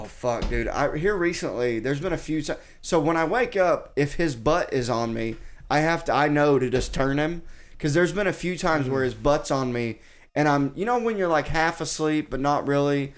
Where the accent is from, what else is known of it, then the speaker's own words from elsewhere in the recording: Arkansas, United States; now in Austin, United States; I grew up in Arkansas